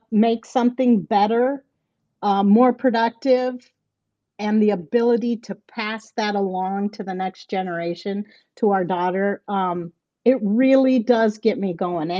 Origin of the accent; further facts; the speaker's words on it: North Central Iowa, United States; I'm a farmer from North Central Iowa. I farm corn and soybeans and have some pasture. I'm on my family's century farm